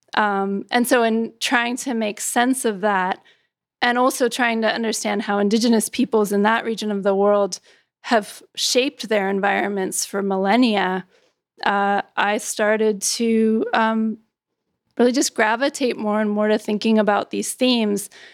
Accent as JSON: {"language": "English", "region": "California", "country": "United States", "tie": "born or raised there", "moved": "yes", "lives_now": "New York, United States", "said": "my home state of California, in the state where I live now, which is New York"}